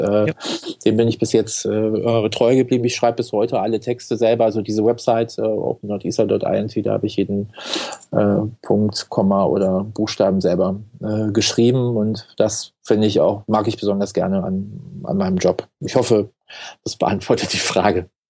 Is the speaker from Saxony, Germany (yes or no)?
no; Cologne, North Rhine-Westphalia, Germany; bin äh, in der Nähe vom DLR groß geworden, in Köln-Porz